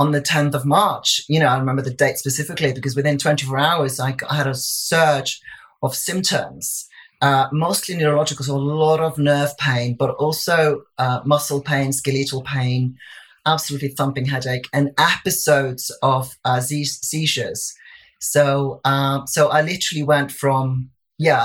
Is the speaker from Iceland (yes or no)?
yes; Iceland; moved away as an adult; now in England, United Kingdom; I'd come over to England in 1999. Mm-hmm. I laugh about having arrived last century, yeah. because I'm originally from Iceland